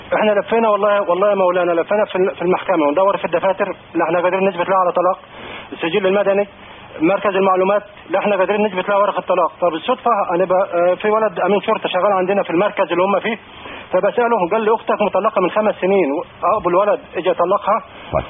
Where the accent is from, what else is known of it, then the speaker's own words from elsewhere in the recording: Mauritania; moved away as an adult; now in United Arab Emirates; انا من موريتانيا واشتغلت هنا مقيم هنا في الامارات